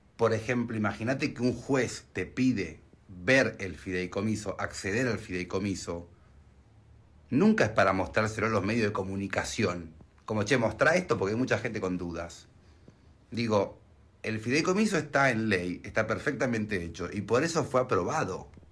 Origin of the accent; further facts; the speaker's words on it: Argentina; soy argentino y Neuquén queda en Argentina